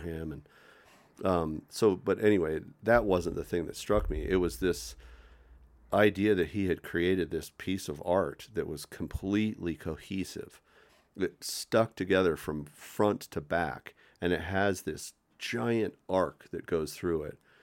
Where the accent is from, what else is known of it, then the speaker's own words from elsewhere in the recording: Boulder, Colorado, United States; I was born in Boulder at the community hospital